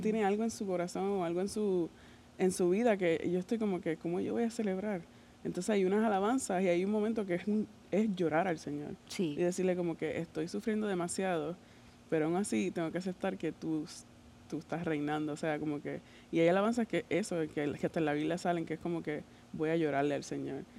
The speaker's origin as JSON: {"language": "Spanish", "country": "Puerto Rico", "first_language": "Spanish", "moved": "yes", "said": "Y allá, por lo en Puerto Rico, no es tanto así"}